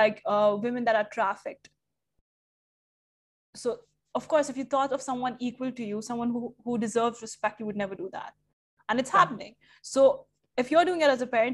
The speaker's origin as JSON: {"language": "English", "country": "India", "moved": "yes", "lives_now": "Dubai, United Arab Emirates", "said": "I'm Indian"}